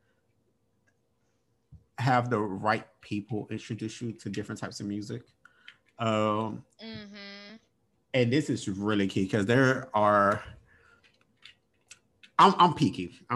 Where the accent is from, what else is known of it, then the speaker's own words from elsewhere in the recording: Mississippi, United States; my family, I'm from Mississippi